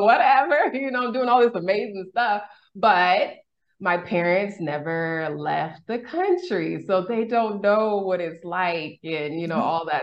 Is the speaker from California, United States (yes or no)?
yes; California, United States; moved away as an adult; also born or lived in Boston / Mexico; now in Houston, United States; I'm originally from California